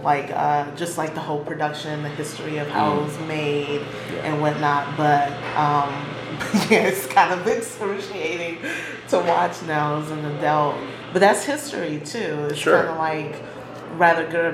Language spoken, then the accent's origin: English; Chicago, Illinois, United States; growing up on the South Side